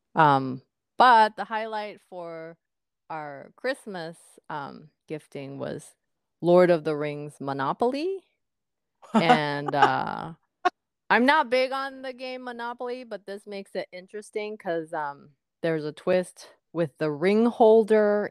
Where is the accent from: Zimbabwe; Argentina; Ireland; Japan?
Japan; moved away as an adult; now in United States; I grew up in Japan until you know the first half of my, not first half but uh, until I was what first year college